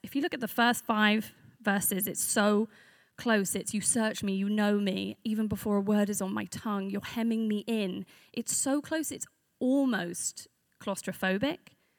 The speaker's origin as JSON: {"language": "English", "region": "London", "country": "United Kingdom", "said": "I am a Londoner, but I'm from north of the river"}